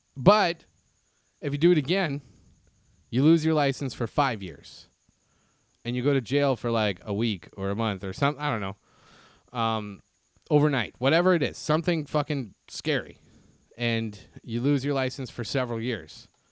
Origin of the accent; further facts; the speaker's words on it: Canada; now in United States; me as a Canadian here in the U S